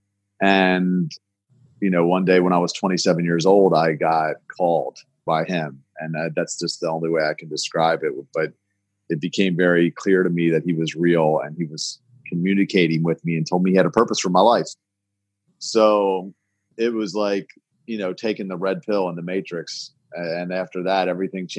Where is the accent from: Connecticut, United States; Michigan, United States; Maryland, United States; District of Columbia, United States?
Maryland, United States; Baltimore; I was born in Baltimore, born and raised here in Baltimore.